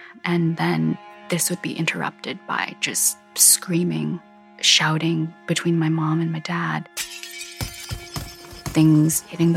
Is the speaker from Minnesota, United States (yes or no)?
yes; Minnesota, United States; I grew up in Minnesota